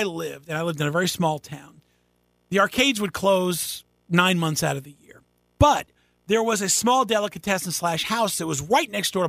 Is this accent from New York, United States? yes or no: yes; Schroon Lake, New York, United States; moved away as an adult; also born or lived in Quantico, Virginia; I managed one in my hometown of Scroon Lake, New York.